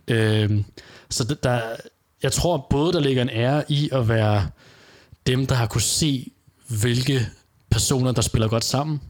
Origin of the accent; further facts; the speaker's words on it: Denmark; hjemme i Danmark